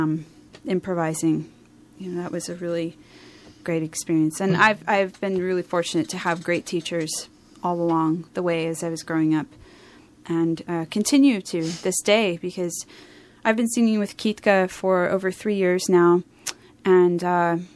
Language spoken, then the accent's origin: English; New Jersey, United States; moved away; also born or lived in Philadelphia, Pennsylvania; the first part of my childhood, I lived in South Jersey